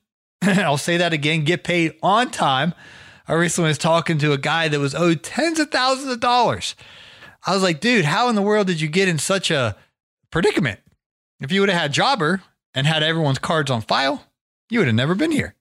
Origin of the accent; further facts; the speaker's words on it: Ohio, United States; I grew up in Ohio